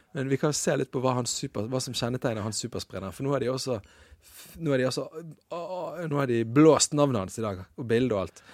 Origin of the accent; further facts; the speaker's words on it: Western Norway, Norway; det er som vestlending